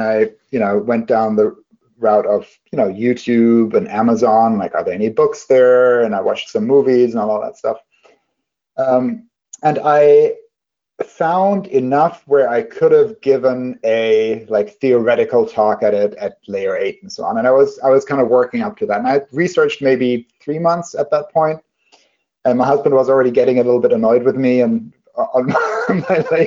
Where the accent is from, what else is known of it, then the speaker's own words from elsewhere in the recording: Germany; moved away; when I was a kid, I grew up in Germany.